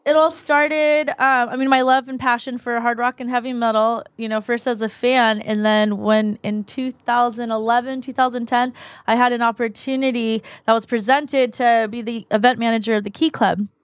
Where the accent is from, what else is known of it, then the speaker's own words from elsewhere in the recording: Mission Viejo, California, United States; also born or lived in La Paz, Bolivia; raised in Mission Viejo. Born in La Paz, Bolivia. Came here when I was two and, um, raised in Mission Viejo